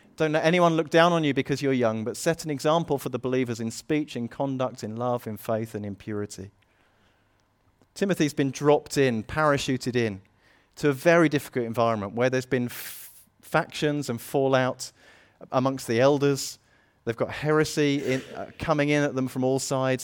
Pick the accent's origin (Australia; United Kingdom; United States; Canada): United Kingdom; we're British